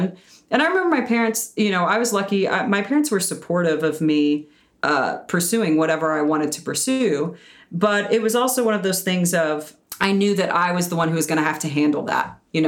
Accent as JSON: {"language": "English", "town": "Birmingham", "region": "Alabama", "country": "United States", "tie": "born or raised there", "said": "Yeah, I'm originally from Birmingham, Alabama. So I grew up doing theater there."}